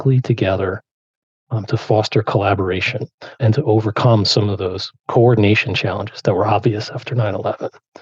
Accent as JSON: {"language": "English", "town": "Rutherford", "region": "New Jersey", "country": "United States", "tie": "born or raised there", "said": "growing up in Rutherford."}